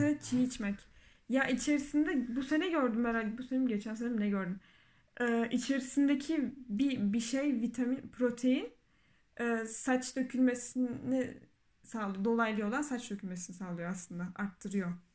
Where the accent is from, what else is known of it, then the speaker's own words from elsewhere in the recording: Adana, Turkey; Adana'da hastanede doğup büyümüşüz.